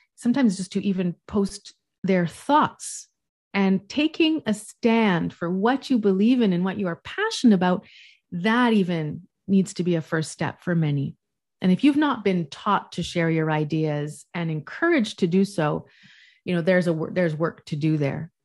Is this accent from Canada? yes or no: yes; West Coast, Canada; now in Montreal, Canada; I'm from the West Coast, but I live in the East Coast